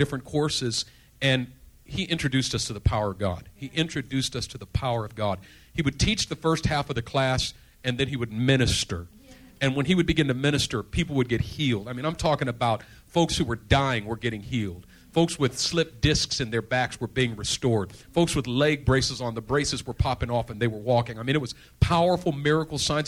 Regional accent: Oakland, California, United States; growing up in East Oakland

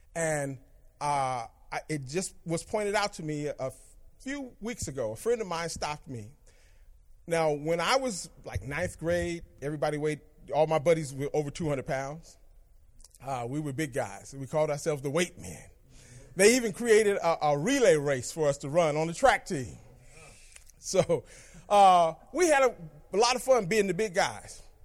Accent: Berkeley, California, United States; I grew up in Berkeley

